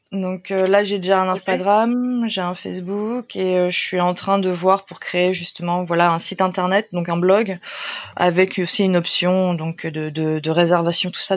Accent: France; moved away as an adult; also born or lived in Japan; now in Busan, South Korea; je suis française

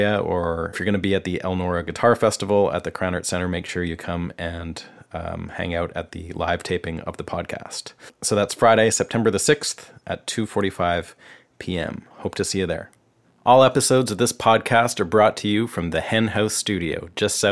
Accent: British Columbia, Canada; we're both from British Columbia, Canada.

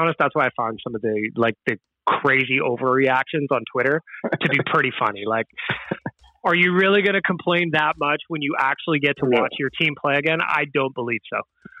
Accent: Edmonton, Alberta, Canada; We're all from Edmonton.

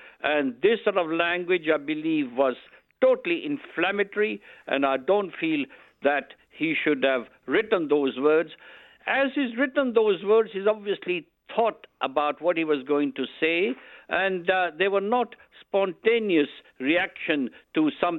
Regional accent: United Kingdom; I'm a British politician.

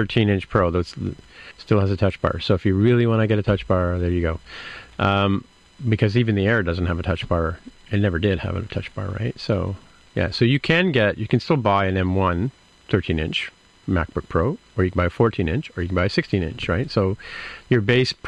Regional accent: Canada; I'm Canadian

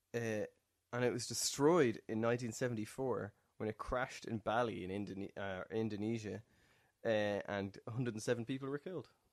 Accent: Ireland; me as an Irish person

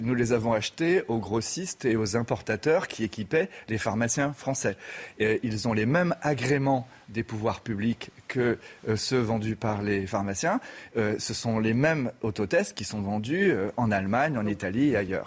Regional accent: France; en tant que Français

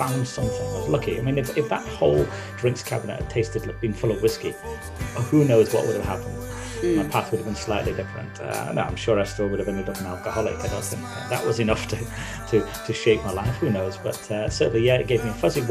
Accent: Manchester, North West England, United Kingdom; I grew up in Manchester. A few different places, but the Manchester I remember was a place called Stretford in Manchester

